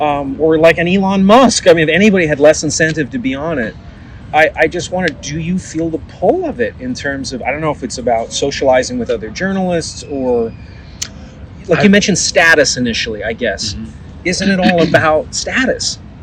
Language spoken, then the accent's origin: English; Vancouver, British Columbia, Canada; I remember seeing like the rich neighborhood where I grew up in Vancouver, where all the mansions were, and there are not many mansions in Vancouver.